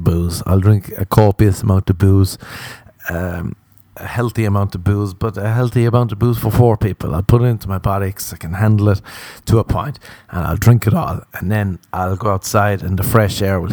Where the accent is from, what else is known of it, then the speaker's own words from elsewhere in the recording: Ireland; accent: Irish; moved away; as an Irishman